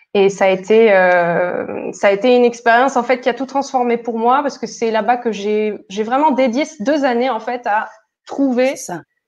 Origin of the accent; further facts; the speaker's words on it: Toulouse, Occitania, France; now in Barcelona, Spain; moi je viens de Toulouse et je vis aujourd'hui à Barcelone.